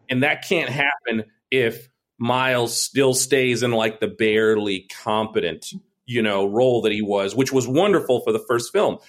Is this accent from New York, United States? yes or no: yes; New York, United States; I lived right. in New York